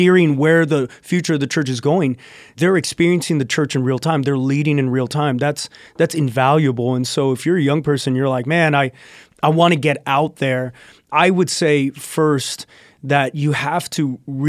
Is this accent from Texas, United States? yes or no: yes; South Texas, United States; I grew up in South Texas, Santo, so 2 hours from the border.